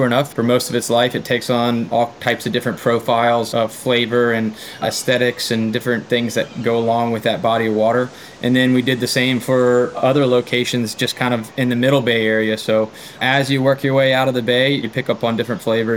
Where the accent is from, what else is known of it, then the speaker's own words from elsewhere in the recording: Eastern Shore of Virginia, United States; I grew up on the East Coast of Virginia